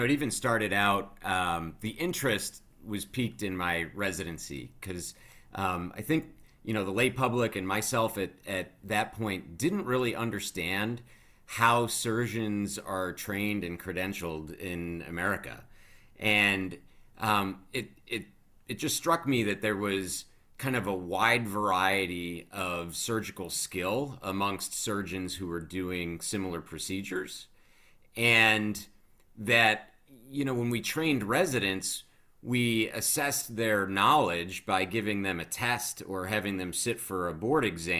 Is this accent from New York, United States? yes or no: yes; Webster, New York, United States; And so I grew up local in Rochester, one of the suburbs called Webster